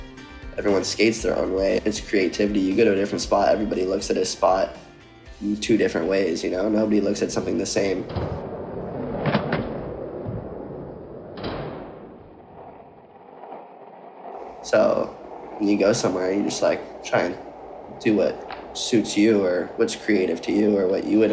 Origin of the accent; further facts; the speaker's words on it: San Diego, California, United States; I'm from San Diego, California